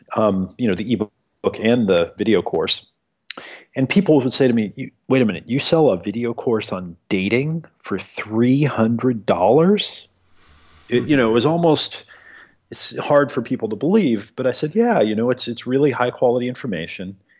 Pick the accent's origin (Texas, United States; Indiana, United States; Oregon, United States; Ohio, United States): Oregon, United States; Eugene; I grew up in America here in the backwoods of a little place called Eugene, Oregon